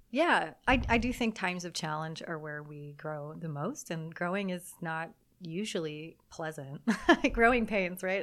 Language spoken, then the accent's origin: English; Southern California, United States; moved away as an adult; also born or lived in Germany; I'm from Southern California, getting to come home to Southern California. My family is here